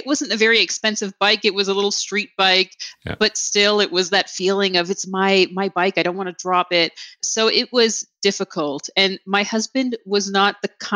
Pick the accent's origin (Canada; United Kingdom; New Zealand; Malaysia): Canada; Toronto, Ontario; moved away as an adult; also born or lived in Liberia; I grew up in Canada. Okay. Yes, in Toronto